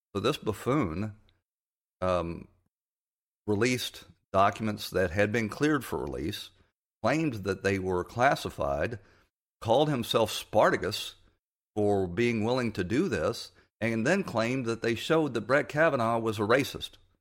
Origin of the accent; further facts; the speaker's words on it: Atlanta, Georgia, United States; my hometown of Atlanta.